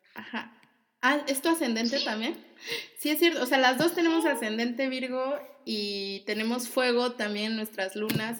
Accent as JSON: {"language": "Spanish", "country": "Mexico", "moved": "as an adult"}